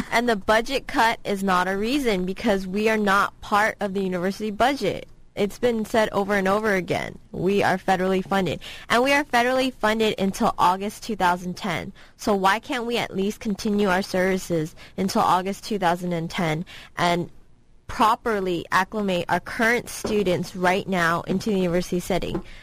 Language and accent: English; San Francisco, California, United States; I'm from San Francisco.